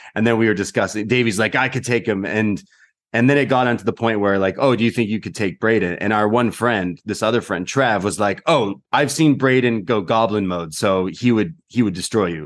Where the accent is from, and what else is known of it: Canada